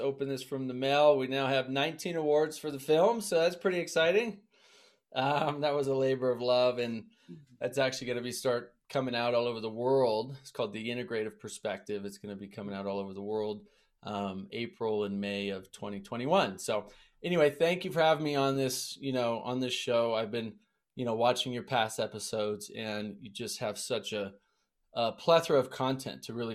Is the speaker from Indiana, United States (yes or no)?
no; Montana, United States; I grew up in Montana